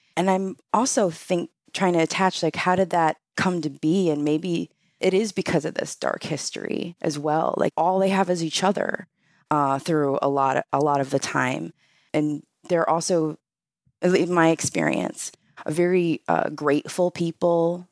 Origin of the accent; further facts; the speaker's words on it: Rochester, New York, United States; moved away; also born or lived in Montana / California; I grew up in Rochester